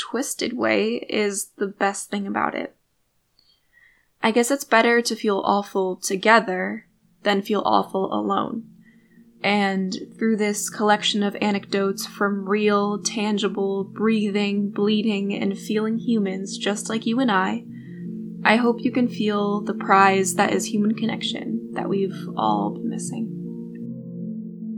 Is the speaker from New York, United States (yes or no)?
yes; Binghamton, New York, United States; my hometown